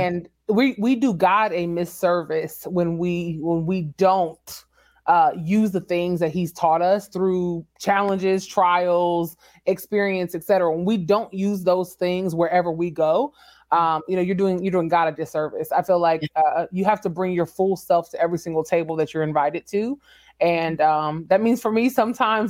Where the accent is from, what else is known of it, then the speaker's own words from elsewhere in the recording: San Antonio, Texas, United States; moved away as an adult; also born or lived in Washington, D.C.; San Antonio is my hometown.